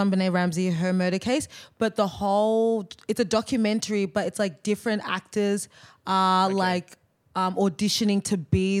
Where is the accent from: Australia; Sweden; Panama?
Australia; accent: Australian